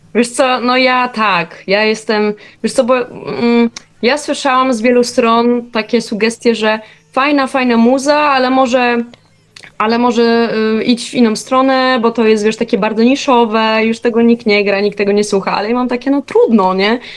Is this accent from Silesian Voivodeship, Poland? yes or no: yes; Silesian Voivodeship, Poland; now in Warsaw, Poland; jestem generalnie ze Śląska. Nie wiem, czy niektórzy mo może usłyszą, niektórzy nie